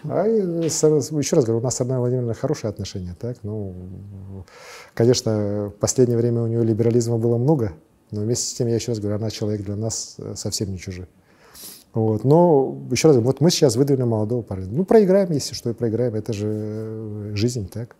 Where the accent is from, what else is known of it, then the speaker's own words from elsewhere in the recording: Verkhnevilyuysk, Sakha Republic, Russia; also born or lived in Leningrad; с малых, самых-самых малых лет я вырос вот в Верхнем Юрьевске